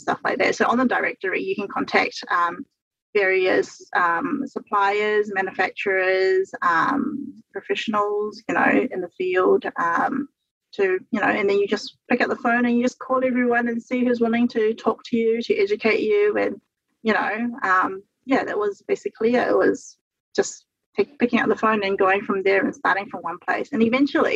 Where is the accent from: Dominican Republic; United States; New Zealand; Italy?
New Zealand; I'm a New Zealander and we're in New Zealand